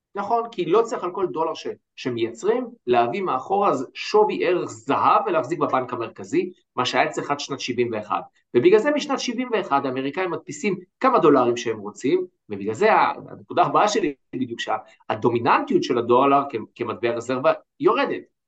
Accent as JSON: {"language": "Hebrew", "country": "Israel"}